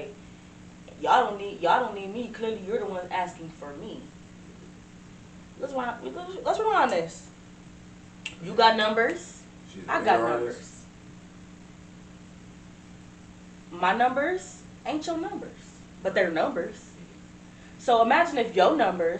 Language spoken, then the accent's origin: English; Cleveland, Ohio, United States; I'm from Cleveland